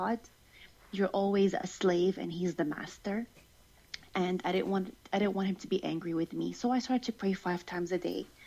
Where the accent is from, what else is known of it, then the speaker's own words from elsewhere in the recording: United Arab Emirates; I was born in the United Arab Emirates to a Jordanian family